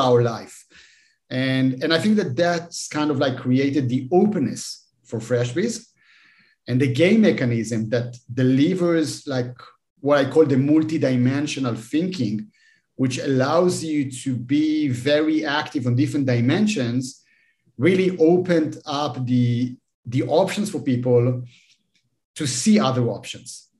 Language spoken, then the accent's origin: English; Israel; I'm, I'm from Israel